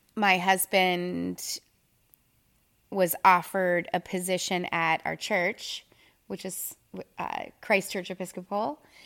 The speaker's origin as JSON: {"language": "English", "town": "Minneapolis", "region": "Minnesota", "country": "United States", "moved": "as an adult", "lives_now": "Tyler, United States", "said": "I'm originally from Minneapolis, Minnesota, and I moved here"}